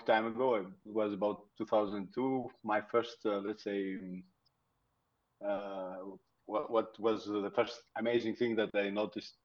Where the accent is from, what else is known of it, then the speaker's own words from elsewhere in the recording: Greece; moved away as an adult; now in Lisbon, Portugal; I'm from Greece originally now. But now for about 4 years, I live in Portugal, Lisbon.